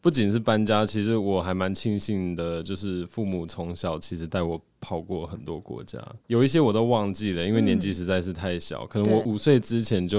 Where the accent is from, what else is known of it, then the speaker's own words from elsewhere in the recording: Hong Kong; born there; 我我个人其实是在香港出生的，我我爸妈是在香港认识的，嗯、然后在那边就是等于说成家，嗯、对，所以其实香港也是个非常国际的地方